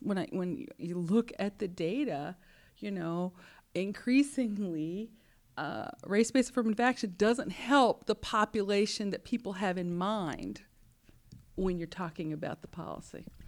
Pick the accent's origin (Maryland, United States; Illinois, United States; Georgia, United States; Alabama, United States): Alabama, United States; Huntsville; I was born in Huntsville, Alabama, uh, a place where Warner von Braun and scientists went in the sixties to help put the man on the moon. So I was surrounded by engineers.